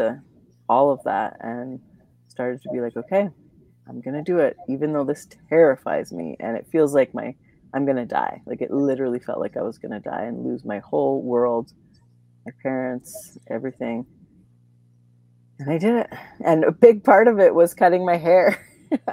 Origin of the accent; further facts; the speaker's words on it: Alberta near Calgary, Canada; moved away as an adult; also born or lived in Vancouver; now in Calgary, Canada; I grew up in Alberta near Calgary.